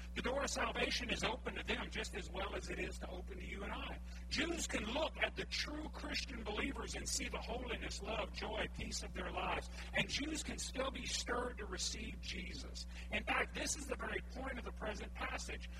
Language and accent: English; Cajun, Louisiana, United States; I'm Cajun